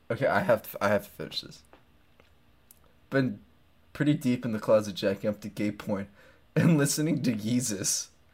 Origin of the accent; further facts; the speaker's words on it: United Kingdom; We're quite posh. And British. I'm British, technically.